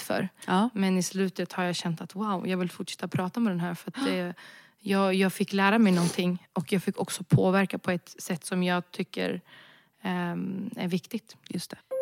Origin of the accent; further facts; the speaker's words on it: Sweden; also born or lived in Budapest; Jag är svensk. Jag är född och vuxen i Sverige, jag är svensk.